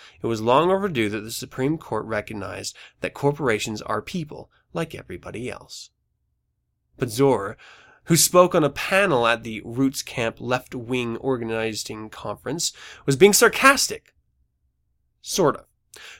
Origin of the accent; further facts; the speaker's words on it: United States; as an American.